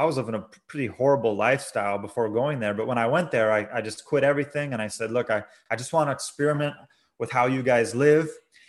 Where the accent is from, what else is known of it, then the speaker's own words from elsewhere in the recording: La Crosse, Wisconsin, United States; Originally, I was raised in La Crosse, Wisconsin, Roman Catholic. I went through 12 years of Catholic education.